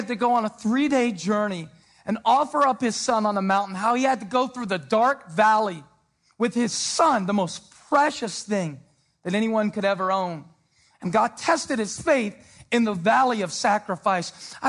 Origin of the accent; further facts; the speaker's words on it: Moncks Corner, South Carolina, United States; Growing up in Monk's Corner, South Carolina, with a dad who dropped out of school in the eighth grade.